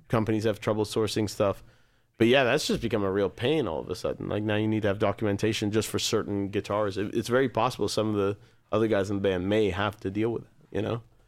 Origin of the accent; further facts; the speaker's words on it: United States; as an American band